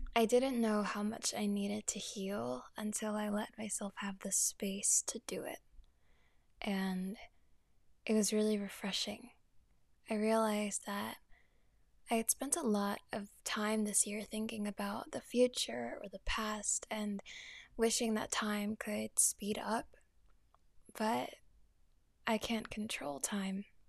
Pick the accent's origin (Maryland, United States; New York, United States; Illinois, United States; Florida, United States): New York, United States; New York City; I'm also from New York, so I have a lot of family in the city as well